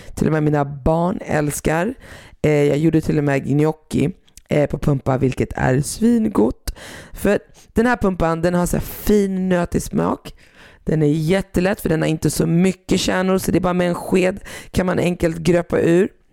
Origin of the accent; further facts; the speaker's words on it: Sweden; som jag är uppväxt i Sverige